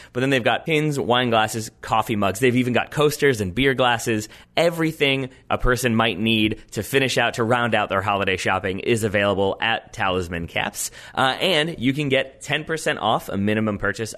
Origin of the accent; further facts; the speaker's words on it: United States; my Americanness